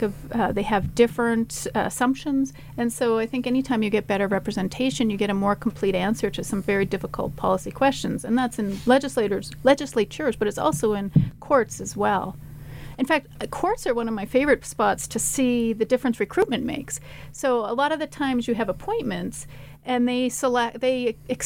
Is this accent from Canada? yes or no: yes; Canada; now in Boise, United States